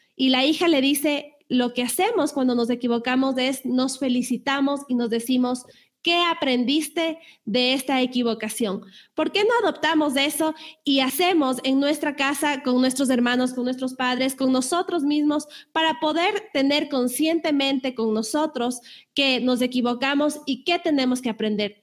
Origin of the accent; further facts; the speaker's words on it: Ecuador; en mi país, en Ecuador